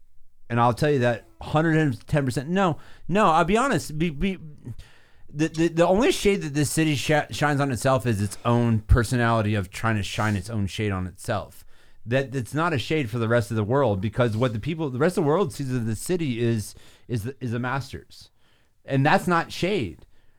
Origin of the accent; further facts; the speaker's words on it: Atlanta, Georgia, United States; moved away as an adult; also born or lived in New York; now in Augusta, United States; Being born and raised in Georgia, coming from Atlanta